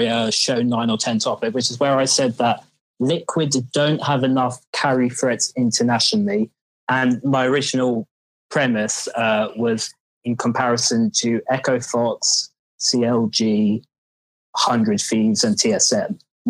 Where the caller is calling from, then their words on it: London, United Kingdom; I'm calling from London.